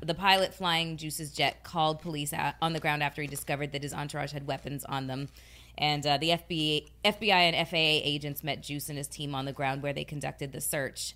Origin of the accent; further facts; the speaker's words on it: Canada; moved away; my home country